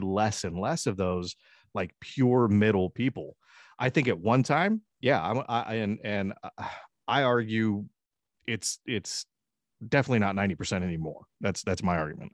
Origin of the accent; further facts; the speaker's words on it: United States; I was born in the United States